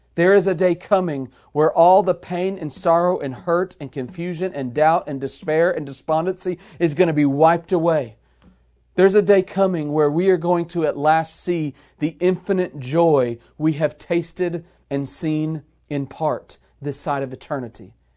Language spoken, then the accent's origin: English; United States; we as American believers in the twenty-first century